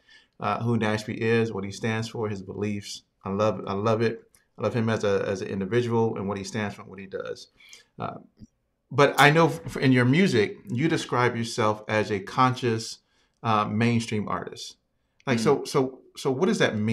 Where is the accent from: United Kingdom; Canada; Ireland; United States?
United States; Virginia; I'm from Virginia